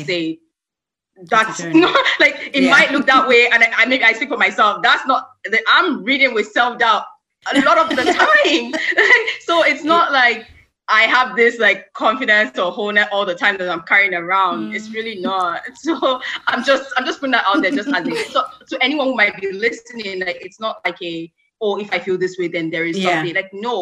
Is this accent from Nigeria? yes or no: yes; Nigeria; as a Nigerian person